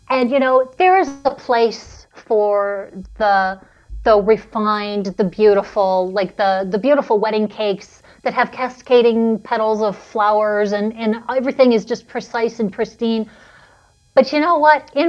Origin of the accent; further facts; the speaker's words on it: Philadelphia, Pennsylvania, United States; So I'm from Philadelphia.